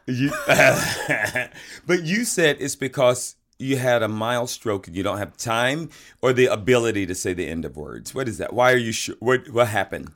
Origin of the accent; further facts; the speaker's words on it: the South, United States; I'm from the South and we had chitterlings down there